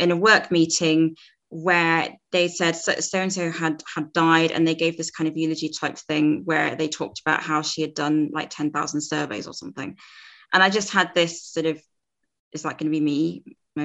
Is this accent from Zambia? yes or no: yes; Zambia; moved away; I'm from Zambia originally in Africa